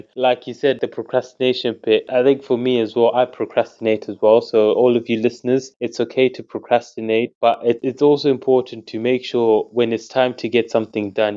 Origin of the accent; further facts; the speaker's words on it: Zimbabwe; now in United Kingdom; growing up in Zimbabwe and Jamaica